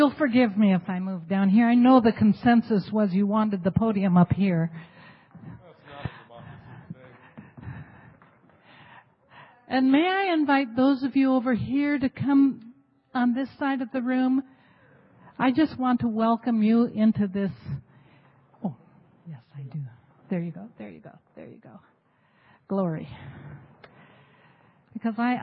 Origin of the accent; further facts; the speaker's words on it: Ketchikan, Alaska, United States; also born or lived in Masset, British Columbia, Canada; now in Anchorage, United States; I'm Haida from Ketchikan, Alaska, originally from Masset, British Columbia.